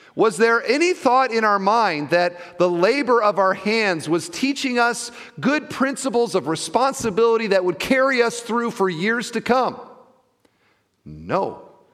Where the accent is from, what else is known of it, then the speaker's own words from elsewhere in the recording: Iowa, United States; now in Indiana, United States; I grew up in Iowa